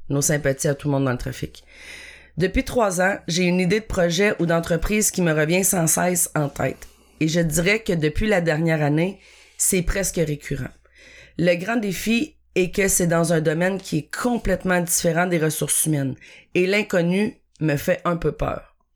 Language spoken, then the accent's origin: French; Chicoutimi, Quebec, Canada; now in Terrebonne, Canada; 41 ans, je demeure à Terrebonne, je travaille à Montréal, mais je suis originaire de Chicoutimi.